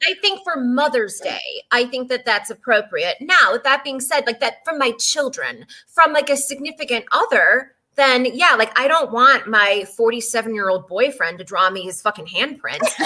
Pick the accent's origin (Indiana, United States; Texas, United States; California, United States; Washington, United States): Texas, United States; I grew up in Texas